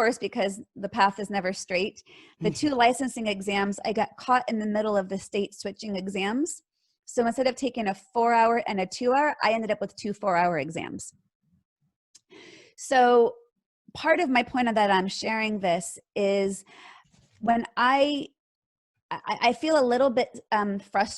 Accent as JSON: {"language": "English", "area": "Bay Area", "region": "California", "country": "United States", "tie": "born or raised there", "said": "Born and raised in California. Born in Southern California and moved up to the Bay Area going into third grade"}